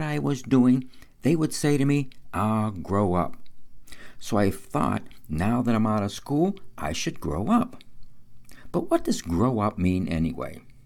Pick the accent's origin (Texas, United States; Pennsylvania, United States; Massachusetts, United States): Pennsylvania, United States; New Kensington; my hometown of New Kensington, eighteen miles north of Pittsburgh on the Allegheny River